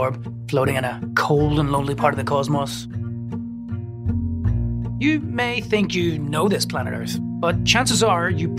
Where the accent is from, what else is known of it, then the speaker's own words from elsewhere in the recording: Northern Ireland, United Kingdom; moved away; where I was growing up in Northern Ireland